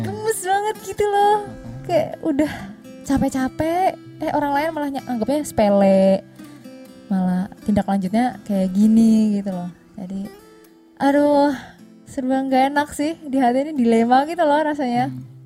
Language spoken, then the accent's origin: Indonesian; Cilacap, Central Java, Indonesia; moved away as an adult; aku kan dari Cilacap maksudnya masih satu pulau